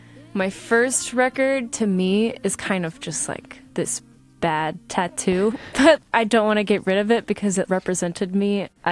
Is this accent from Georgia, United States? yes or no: yes; Atlanta, Georgia, United States; growing up in Atlanta, being exposed to all these very diverse situations